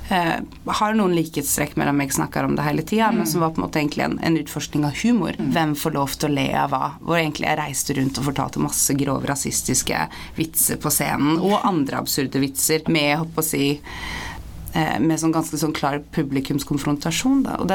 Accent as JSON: {"language": "Norwegian", "town": "Sandefjord", "region": "Vestfold", "country": "Norway", "tie": "born or raised there", "also_born_or_lived": "Bodø", "said": "Jeg er også oppvokst i Sandefjord, og, og der kan det jo være"}